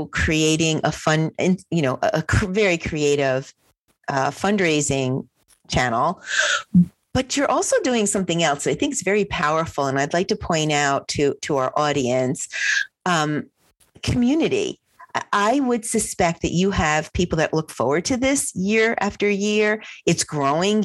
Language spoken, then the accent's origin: English; New Jersey, United States; I'm from New Jersey.